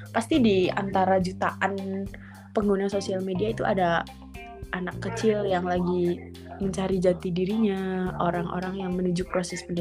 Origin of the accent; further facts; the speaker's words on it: Blora, Central Java, Indonesia; now in Konya, Turkey; selamat malam dari Turki. Mantap. … Aku domisili di Konya. Kalau di Indonesia-nya aku dari Blora, Jawa Tengah